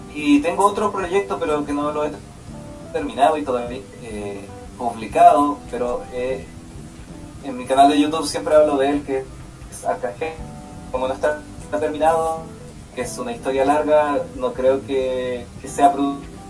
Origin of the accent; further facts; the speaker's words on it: Chile; moved away as an adult; now in Canada; soy el primer chileno que estudia en esta escuela